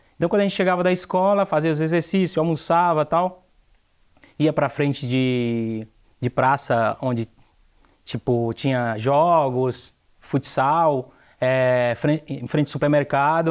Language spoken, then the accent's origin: Portuguese; Aracati, Ceará, Brazil; moved away as an adult; now in São Paulo, Brazil; Eu sou do estado do Ceará, da cidade de Aracati